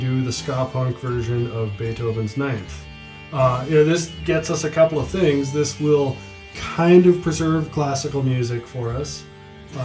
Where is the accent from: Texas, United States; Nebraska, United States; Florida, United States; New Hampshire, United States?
Nebraska, United States; Blair; moved away as an adult; also born or lived in Twin Cities, Minnesota; Blair, Nebraska, which was the backwater where I grew up.